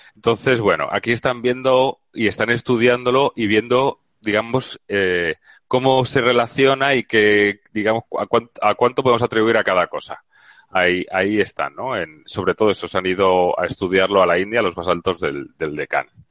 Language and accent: Spanish; Valencia, Valencian Community, Spain; now in Seville, Spain; Valencia, que es de donde yo soy